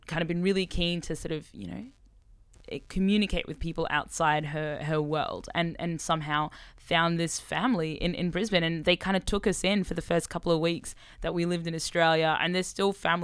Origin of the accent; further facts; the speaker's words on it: Sudan; moved away; I was born in Sudan